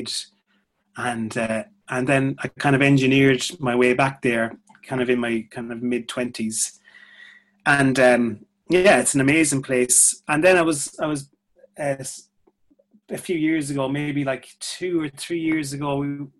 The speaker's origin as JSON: {"language": "English", "country": "Ireland", "accent": "Irish", "moved": "as an adult", "lives_now": "London, United Kingdom", "said": "when I start talking, it's like, all right, obviously Irish"}